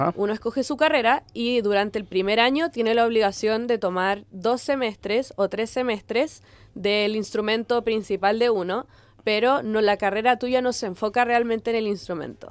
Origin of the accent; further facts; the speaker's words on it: Concón, Valparaíso, Chile; moved away as an adult; also born or lived in Viña del Mar / Boston, United States; Yo nací y crecí en Viña, toda la vida de Concón